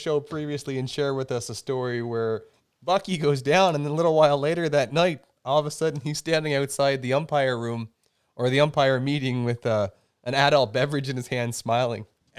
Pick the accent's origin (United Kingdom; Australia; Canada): Canada